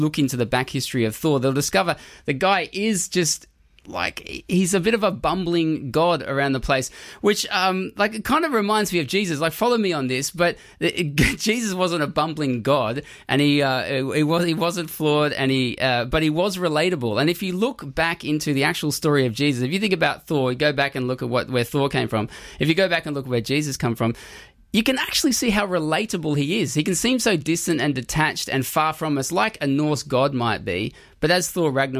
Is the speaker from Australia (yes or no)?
yes; Australia; I'm Australian